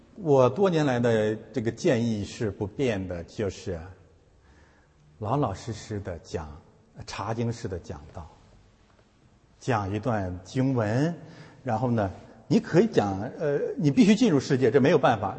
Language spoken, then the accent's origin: Chinese; China; moved away; 我们是从中国来的